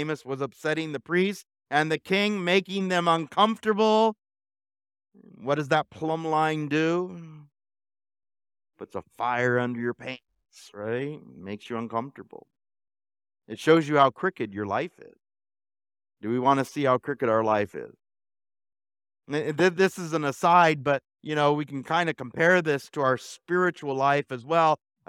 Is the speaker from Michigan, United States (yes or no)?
no; Alta Loma, California, United States; We used to have a fig tree when I was growing up in Altaloma